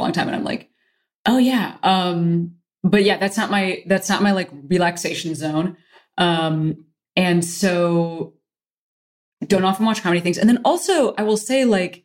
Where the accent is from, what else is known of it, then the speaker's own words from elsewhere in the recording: Chicago, Illinois, United States; now in Los Angeles, United States; I am a Chicagoan myself, originally